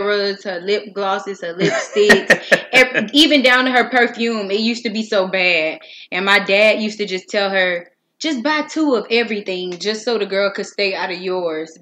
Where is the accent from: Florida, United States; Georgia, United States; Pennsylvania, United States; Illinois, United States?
Florida, United States; Miami; I was born and raised in Miami, Florida. I come from a neighborhood called Myrtle Grove